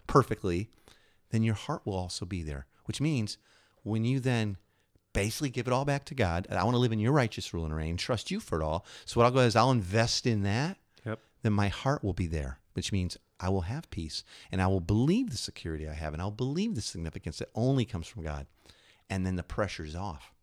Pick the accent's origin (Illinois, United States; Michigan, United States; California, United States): Illinois, United States; I grew up in Illinois